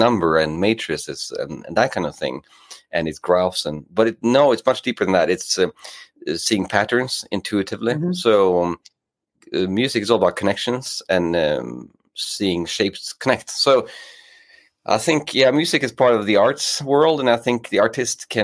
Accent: Norway; English is a second language; also born or lived in England; now in Gothenburg, Sweden; I'm based in Gothenburg in Sweden, but I'm from Norway.

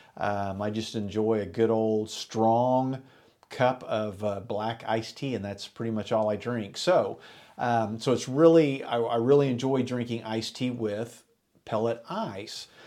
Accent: Enid, Oklahoma, United States; me and my buddies growing up in Enid, Oklahoma

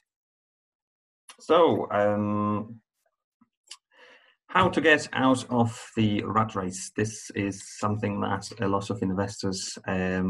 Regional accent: Poland; moved away as an adult; also born or lived in Ireland; I come from Poland

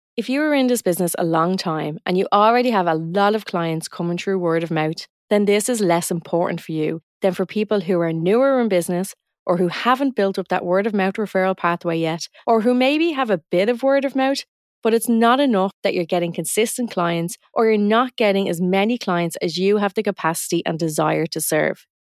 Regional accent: Dublin, Leinster, Ireland; accent: north side Dublin; I'm from a part of Dublin, Ireland, and I'm from the north side of the city, and we have a very distinct accent

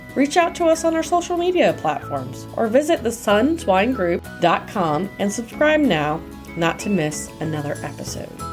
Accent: United States; especially being an American

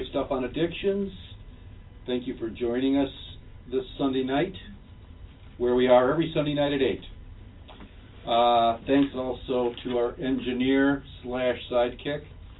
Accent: England, United Kingdom; I'm English

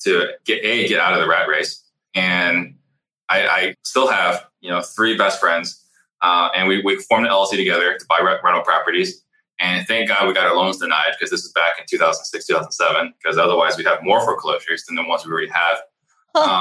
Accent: Tempe, Arizona, United States; also born or lived in Italy; the mobile home park I grew up in Tempe

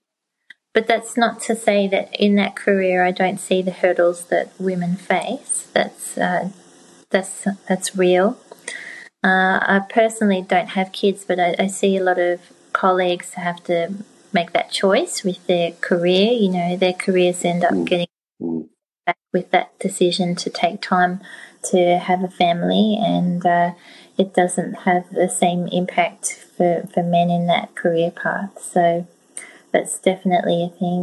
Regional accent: Gippsland, Victoria, Australia; also born or lived in Melbourne; I grew up in Gippsland in Victoria, Australia, in the country

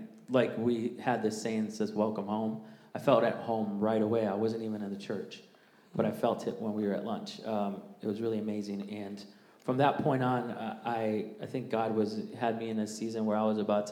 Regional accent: Jacksonville, United States; I grew up in Jacksonville as well. I've been here since sixth grade

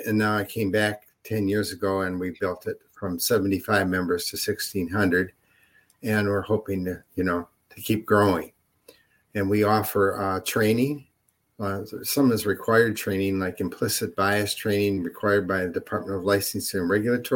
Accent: Mount Clemens, Michigan, United States; also born or lived in Troy, Michigan; now in Rochester, United States; I was raised in Mount Clemens

